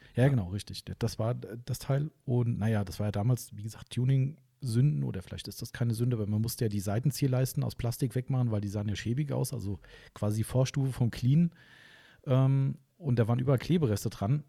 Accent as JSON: {"language": "German", "region": "Hesse", "country": "Germany", "said": "Wir kommen ja aus Hessen"}